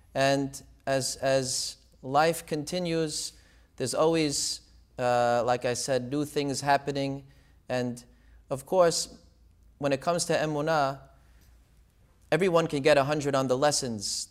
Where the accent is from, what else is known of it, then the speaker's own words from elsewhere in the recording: Deal, New Jersey, United States; also born or lived in Israel / Brooklyn; I actually grew up in Deal, New Jersey, in the Syrian community